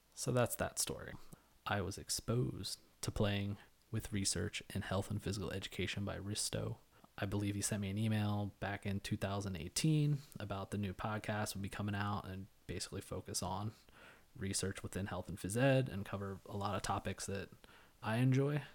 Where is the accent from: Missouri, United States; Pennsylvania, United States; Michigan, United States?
Pennsylvania, United States; Elizabethtown; moved away as an adult; also born or lived in New York; I was born in Lancaster County, Pennsylvania, to teenage parents. I graduated from Elizabethtown Area High School in two thousand eight.